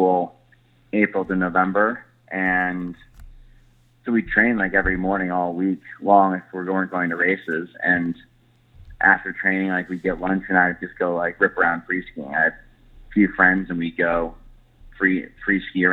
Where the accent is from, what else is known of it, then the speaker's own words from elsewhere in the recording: Park City, Utah, United States; growing up in Park City